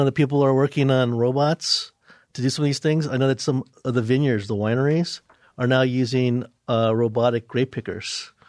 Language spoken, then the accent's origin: English; New York, United States; Where I'm originally from, New York.